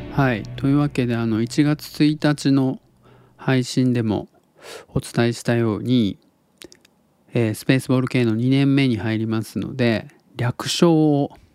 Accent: Tottori, Japan; now in Osaka, Japan; 僕が鳥取生まれギターポップ育ち

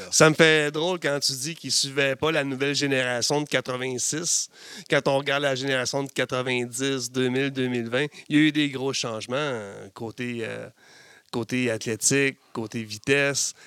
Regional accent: Chibougamau, Quebec, Canada; je viens de Chibougamau

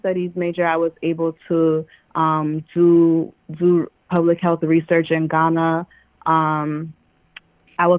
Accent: New York City, New York, United States; I was born and raised in Queens, New York

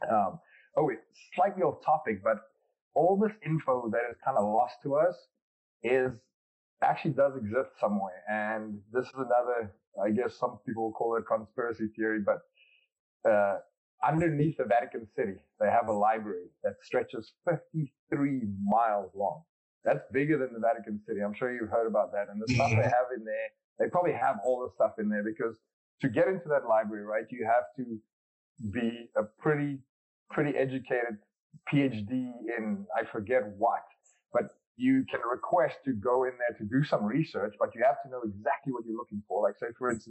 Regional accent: South Africa; growing up in South Africa, many people don't know this, but we have 12 national languages

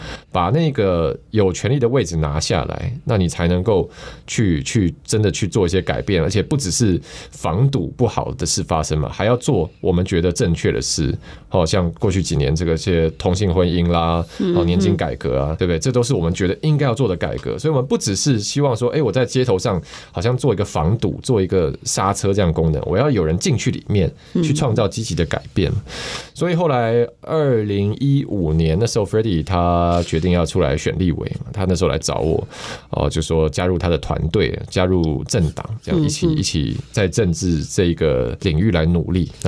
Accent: Taiwan; also born or lived in United States; 但是我但是我出生一个月以后，就是就是可以出医院之后，我我妈其实就带我回台湾了。哦，对我妈那时候也是留学生，然后她就中断了，她就是回台湾养带我养我这样。

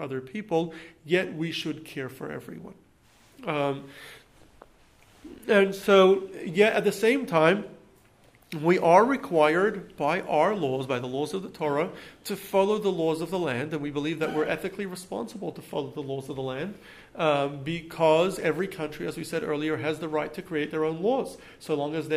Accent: United States; also born or lived in Australia; We as American citizens

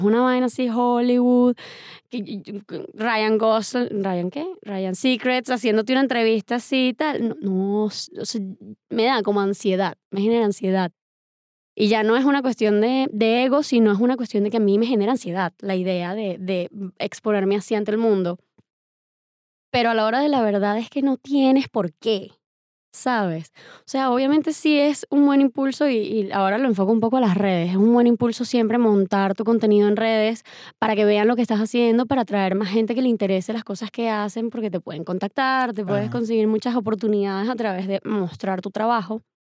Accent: Valencia, Carabobo, Venezuela; moved away as an adult; also born or lived in Medellín, Colombia / Caracas, Venezuela; Y me fui cuando tenía un año a Caracas. Primero llegué a Caracas, estuve un añito, aprendí a caminar y hablar y me fui para Valencia. Y crecí en Valencia hasta los 18 años

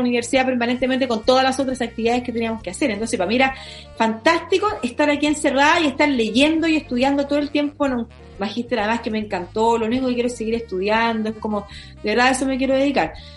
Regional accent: Concepción, Biobío, Chile; now in Santiago, Chile; yo que soy de Concepción

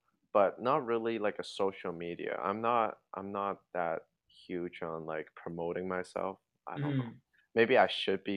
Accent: Hong Kong; now in Toronto, Canada; I grew up in Hong Kong

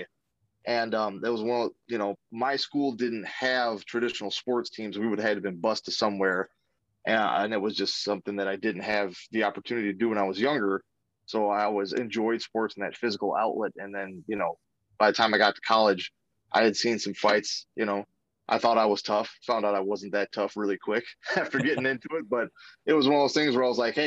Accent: Racine, Wisconsin, United States; I grew up in Racine, Wisconsin.

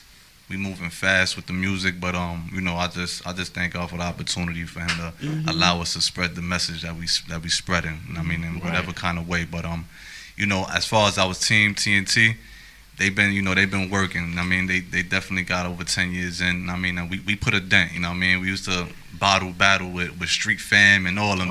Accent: New York City, New York, United States; born and raised in the South Bronx, Hunts Point.

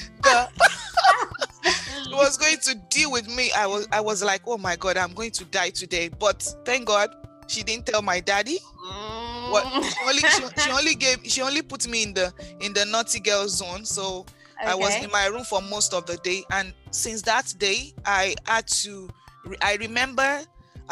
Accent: Nigeria; most of us growing up in Nigeria

